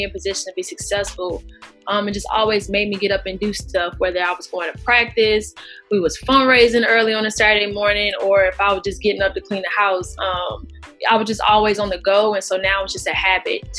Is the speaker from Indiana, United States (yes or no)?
no; Charlotte, North Carolina, United States; moved away as an adult; also born or lived in Manchester, New Hampshire; I was born and raised in Charlotte, North Carolina